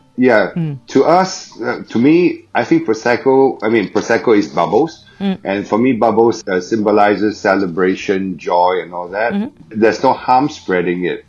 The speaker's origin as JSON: {"language": "English", "country": "Singapore", "moved": "as an adult", "lives_now": "Shanghai, China", "said": "I'm from Singapore."}